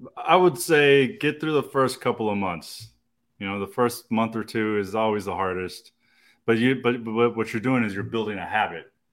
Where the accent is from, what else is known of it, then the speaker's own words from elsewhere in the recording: Austin, Texas, United States; I was born and raised in Austin, man. Uh, um, I went to Crockett High School